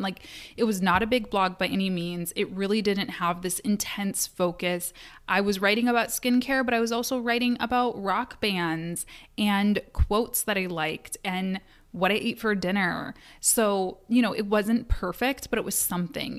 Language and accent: English; Kalamazoo, Michigan, United States; Kalamazoo, which is my hometown